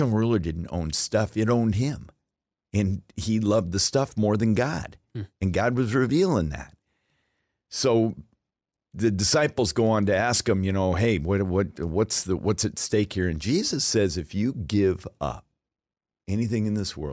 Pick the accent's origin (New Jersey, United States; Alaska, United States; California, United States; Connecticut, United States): Alaska, United States; moved away as an adult; also born or lived in Denver; I was from Alaska